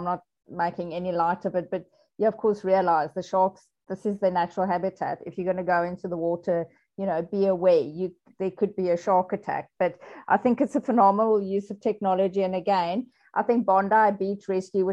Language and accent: English; South Africa; I'm a South African